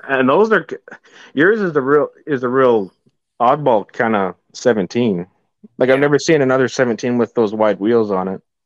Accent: Shoal Lake, Manitoba, Canada; I grew up in Shoal Lake, Manitoba, on a on a uh, cattle farm

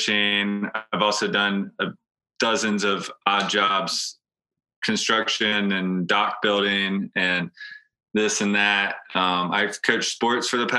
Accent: Hatteras, North Carolina, United States; growing up in Hatteras, I've worked since I was 5 years old on a boat

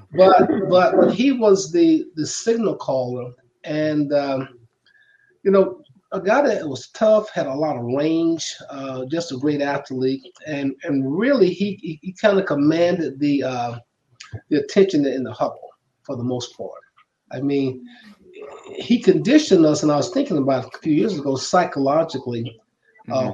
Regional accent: Macon, Georgia, United States; moved away as an adult; I grew up in um, from Macon, Georgia

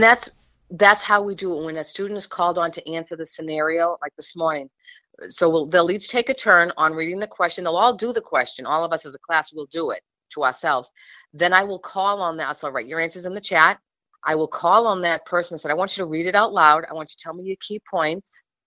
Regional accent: New England, United States; I'm from New England and I'm a Patriots fan.

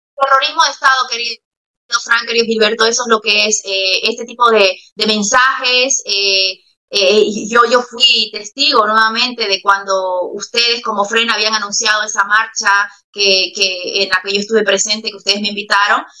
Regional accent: Santa Cruz de la Sierra, Santa Cruz, Bolivia; moved away; como mi tierra, Santa Cruz

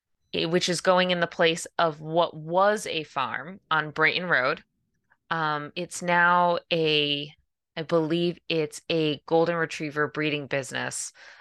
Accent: Tiverton, Rhode Island, United States; also born or lived in Fall River; I was born in Fall River, so okay. I spent like 0 to 5, 0 to 6. And then I spent up until college in Tiverton. So I grew up in Tiverton.

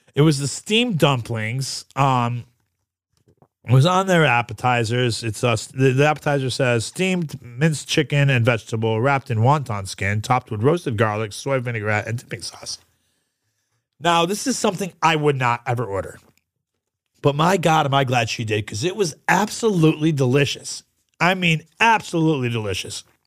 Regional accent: New York, United States; I'm from New York

